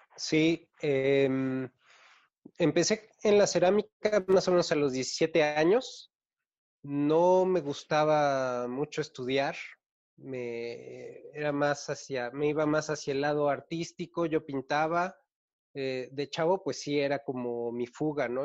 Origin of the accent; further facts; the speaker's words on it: Mexico City, Mexico; Soy de la Ciudad